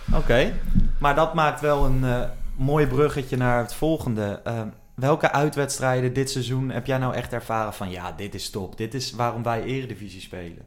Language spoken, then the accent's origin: Dutch; Apeldoorn, Gelderland, Netherlands; Ik werd geboren in Apeldoorn